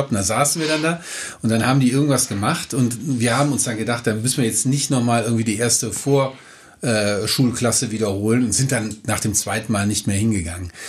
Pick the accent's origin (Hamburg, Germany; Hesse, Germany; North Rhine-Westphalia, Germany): North Rhine-Westphalia, Germany; Düsseldorf; kommen Sie von hier her, ich komme aus Düsseldorf-Unterbach.